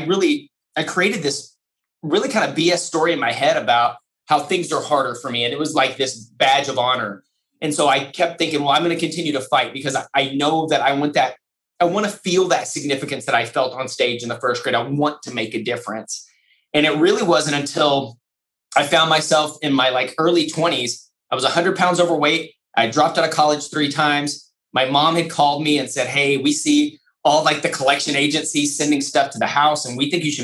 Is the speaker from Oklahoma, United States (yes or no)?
no; Lubbock, Texas, United States; First grade, West Texas in Lubbock, Texas, Murphy Elementary School